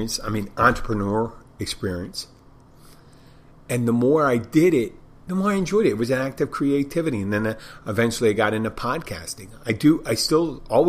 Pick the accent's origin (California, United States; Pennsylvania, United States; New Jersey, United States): Pennsylvania, United States; Philadelphia; moved away as an adult; my hometown, Philadelphia